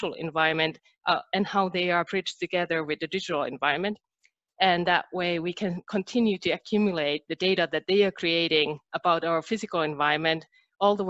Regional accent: Finland; English is a second language; moved away as an adult; now in United States; I'm originally from Finland, and I moved to United States 5 years ago

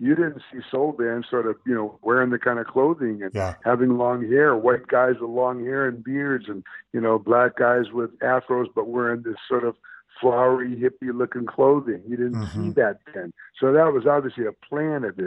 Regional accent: Detroit, Michigan, United States; also born or lived in Oakland; now in Los Angeles, United States; Detroit, which is my hometown

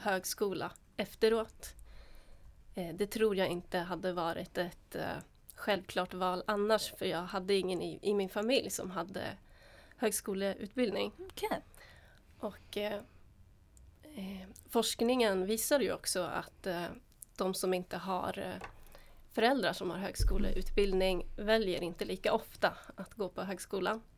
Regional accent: Finland; moved away as an adult; now in Sweden; Jag gick gymnasiet i Finland, ah. där jag är född

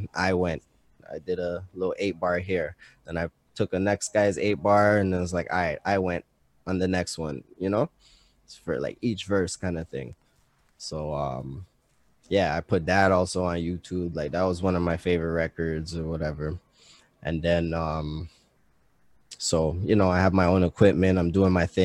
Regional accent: Montreal, Quebec, Canada; I grew up on Walkley for a minute

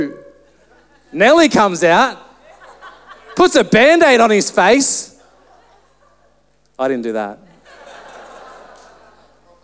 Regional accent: Central Coast, New South Wales, Australia; I grew up on the Central Coast

